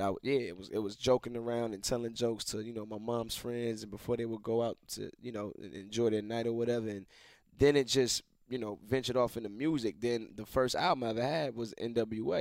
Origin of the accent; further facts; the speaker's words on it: Atlanta, Georgia, United States; I was raised in Atlanta